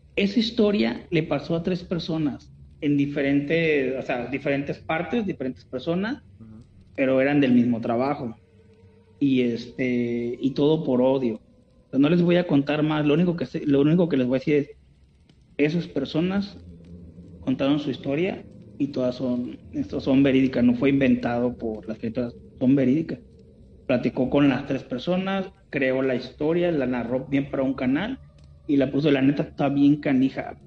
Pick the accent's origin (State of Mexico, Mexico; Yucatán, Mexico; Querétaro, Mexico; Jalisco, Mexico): Jalisco, Mexico; Guadalajara; Yo soy de Guadalajara